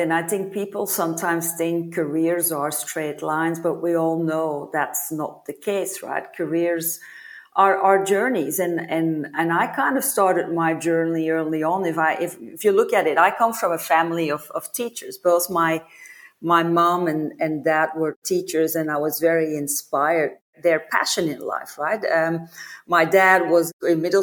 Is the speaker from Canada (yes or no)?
no; Belgium; moved away as an adult; also born or lived in United States / New York / Melbourne; I'm originally from Belgium and kind of left Belgium, I would say 20 years ago when I started to travel for work.